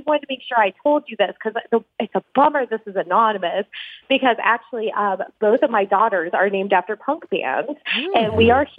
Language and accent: English; Fort Collins, Colorado, United States; I was from the Fort Collins area